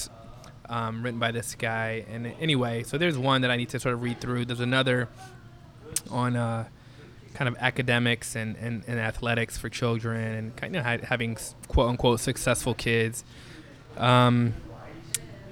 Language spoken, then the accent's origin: English; Chicago, Illinois, United States; born and raised in Chicago